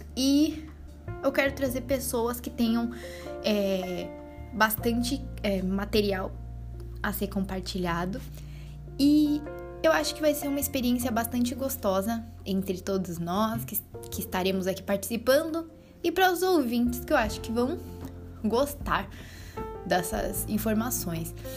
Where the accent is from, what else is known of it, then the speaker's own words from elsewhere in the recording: São Paulo, Brazil; accent: Brazilian; moved away as an adult; now in Portugal; Eu sou brasileira, dá para perceber pelo sotaque. Sou de São Paulo, capital. Tatuapé, meu bairro